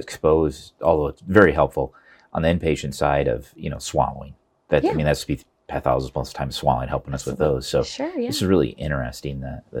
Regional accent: Hiawatha, Iowa, United States; out in Hiawatha, which is my hometown

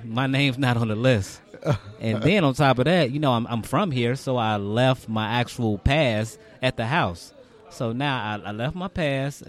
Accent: Chicago, Illinois, United States; born or raised there

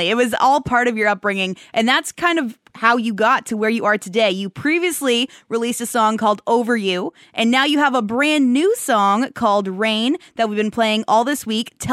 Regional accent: Powassan, Ontario, Canada; moved away as an adult; also born or lived in Calgary, Canada; now in Saskatchewan, Canada; I'm from Powassan, Ontario.

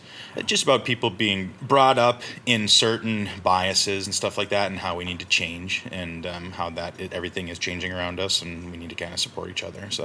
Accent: Minnesota, United States; I'm born and raised in Minnesota.

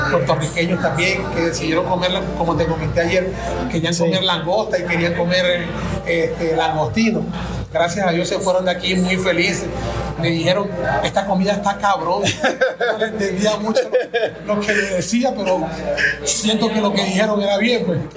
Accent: Venezuela; ver lo que está pasando en nuestro país y uno como venezolano estar atravesando por lo que está pasando.

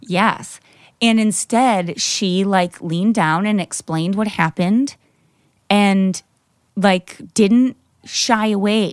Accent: Grand Haven, Michigan, United States; moved away; I grew up in Grand Haven, which is Coast Guard City, U S

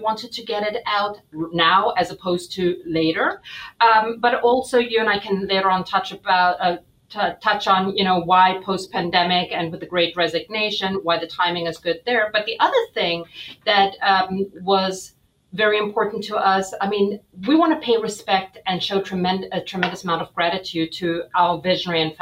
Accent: South Africa; moved away as an adult; now in United States; I was born and raised in South Africa

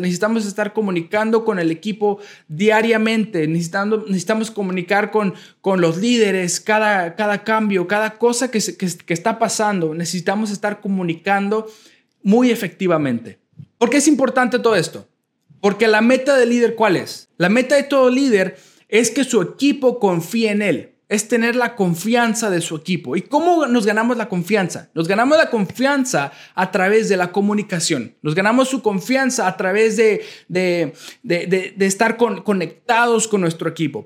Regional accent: Chicago, Illinois, United States; moved away as an adult; also born or lived in Nezahualcóyotl, Mexico / Sheboygan, Wisconsin; now in Pearland, United States; a la edad de un año, ah, llegué a la ciudad de Chicago, en Illinois, en los Estados Unidos. A la edad de... Ahí crecí hasta la edad de 18 años

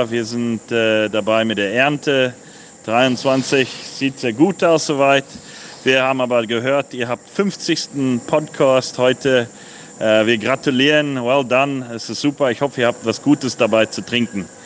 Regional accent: Bordeaux, Nouvelle-Aquitaine, France; Vielleicht äh, nehme ich euch mal mit in meine Heimat

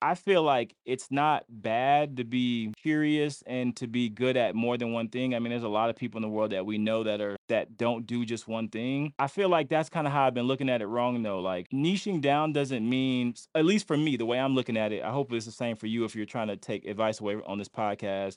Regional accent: Lakeland, Florida, United States; I'm from Lakeland, Florida.

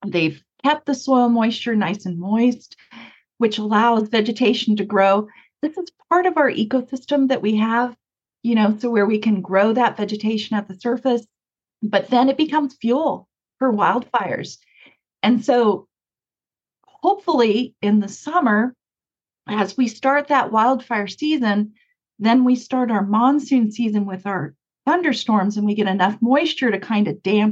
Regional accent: Mesa, Arizona, United States; when I was growing up in Mesa, there was a dairy farm right next to me

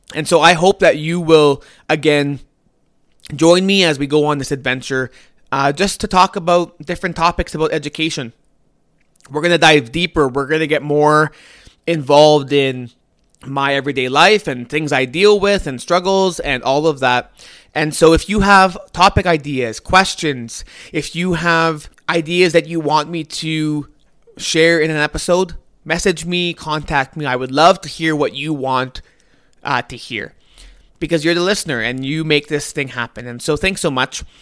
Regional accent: Canada; I'm Canadian

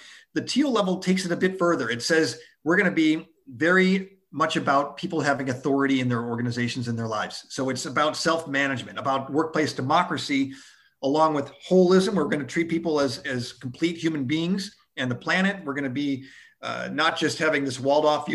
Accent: outside of Buffalo, New York, United States; growing up outside of Buffalo, New York

